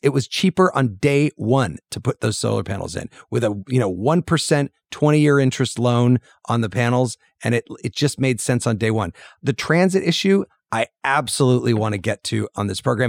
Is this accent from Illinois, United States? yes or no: yes; Urbana, Illinois, United States; moved away; I was just back in my hometown in Urbana, Illinois